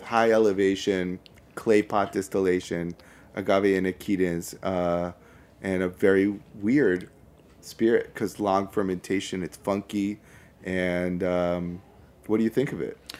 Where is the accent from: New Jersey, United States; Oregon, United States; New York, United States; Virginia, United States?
New York, United States; New York City; now in Manhattan, United States; I'm from Brooklyn